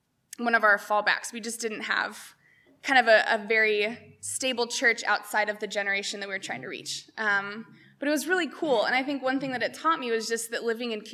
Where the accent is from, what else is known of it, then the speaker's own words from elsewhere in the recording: Chino, California, United States; moved away as an adult; also born or lived in Harrisburg, Pennsylvania; I grew up here in Chino, and it's really cool to be back